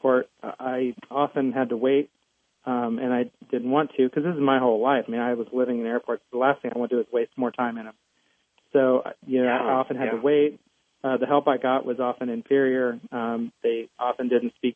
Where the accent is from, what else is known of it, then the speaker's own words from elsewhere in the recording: Muncie, Indiana, United States; I'm from Muncie, Indiana